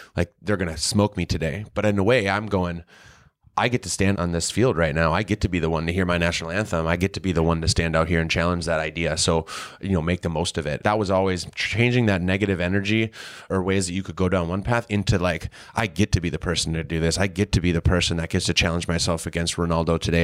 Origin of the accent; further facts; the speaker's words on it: Green Bay, Wisconsin, United States; I was a kid from Green Bay, Wisconsin. I grew up in a community where there was a professional team